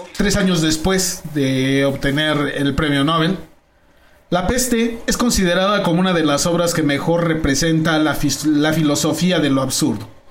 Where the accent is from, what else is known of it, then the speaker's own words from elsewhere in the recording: Naucalpan, State of Mexico, Mexico; yo como nací en Naucalpan